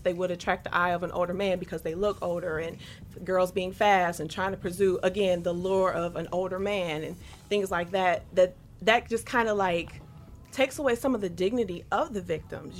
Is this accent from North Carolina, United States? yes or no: no; Detroit, Michigan, United States; growing up in Detroit